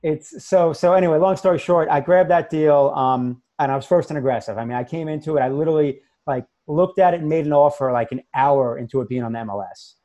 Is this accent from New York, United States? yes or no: yes; New York, United States; accent: New York; moved away as an adult; also born or lived in Massachusetts; now in Florida, United States; I'm originally from New York, which most people probably heard the accent already.